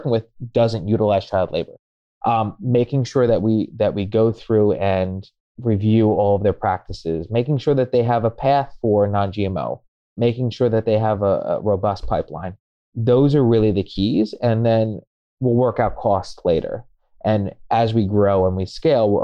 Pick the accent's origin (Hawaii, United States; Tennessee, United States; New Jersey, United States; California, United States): New Jersey, United States; now in New York, United States; I have family in Jersey. I grew up in Jersey